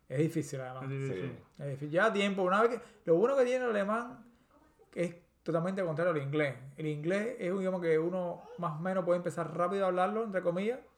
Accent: Havana, Cuba; y bueno, yo, yo soy, como dicen los, los, los, americanos, crecido y engordado

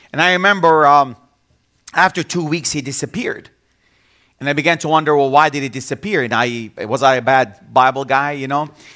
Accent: Bethlehem, West Bank, Palestine; also born or lived in Jerusalem; I was born in Jerusalem, and I grew up in the city of Bethlehem all my life.

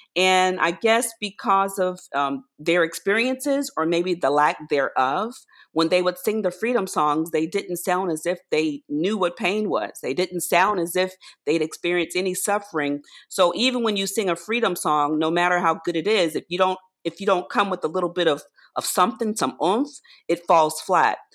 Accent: rural Virginia, United States; As a child, I grew up in rural Virginia, so I grew up in the South

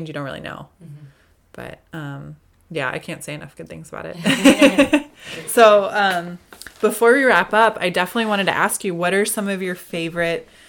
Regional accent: Midwest, United States; now in Southern California, United States; I'm from the Midwest

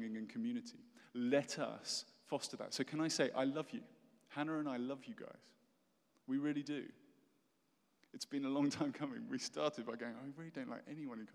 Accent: United Kingdom; moved away as an adult; now in United States; I'm British

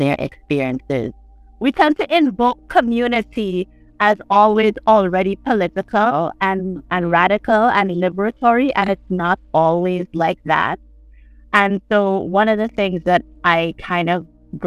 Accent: St. John's, Saint John, Antigua & Barbuda

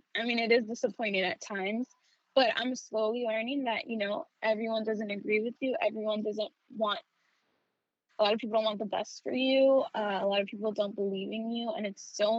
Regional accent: New York City, New York, United States; I was born and raised in the Bronx. I was there from when I was born until I was 17

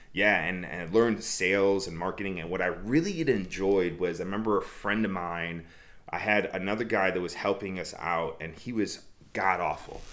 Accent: Chicago, Illinois, United States; moved away; I was born and raised in Chicago.

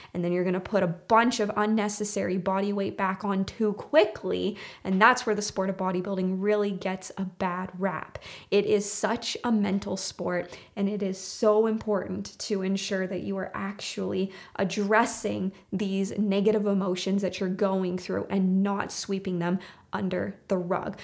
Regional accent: Canada; my home country, which is Canada

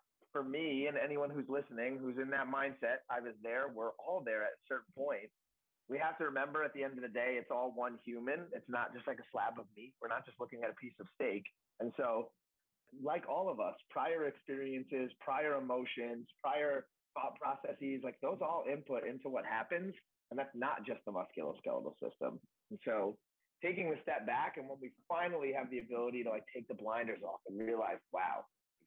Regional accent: New York, United States; moved away as an adult; also born or lived in Connecticut / Dallas, Texas; now in New Jersey, United States; I'm from New York, but I moved to Jersey

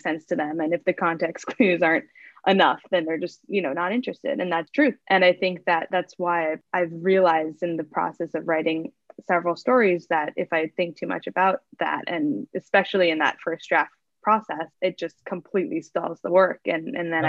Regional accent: Hawaii, United States; I'm Native Hawaiian, but I'm half Japanese

